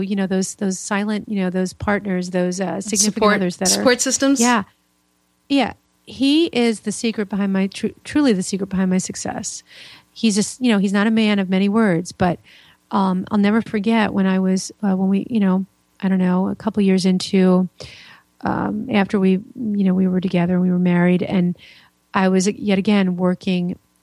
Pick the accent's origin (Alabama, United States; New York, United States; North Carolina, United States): New York, United States; also born or lived in Florida; now in Indiana, United States; I'm originally from New York, so I've been around